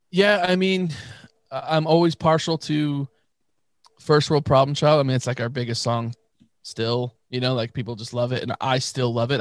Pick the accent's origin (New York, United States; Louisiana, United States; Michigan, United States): New York, United States; we're from New York